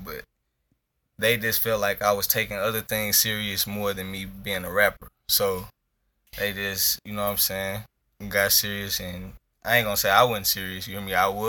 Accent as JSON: {"language": "English", "town": "Denver", "region": "Colorado", "country": "United States", "tie": "born or raised there", "said": "I'm from Denver, Colorado, born and raised."}